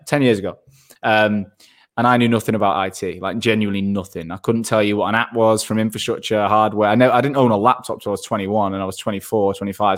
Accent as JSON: {"language": "English", "town": "Manchester", "region": "North West England", "country": "United Kingdom", "also_born_or_lived": "Australia / London", "moved": "as an adult", "said": "I'm from Manchester and I live there n, I'm back in Manchester now"}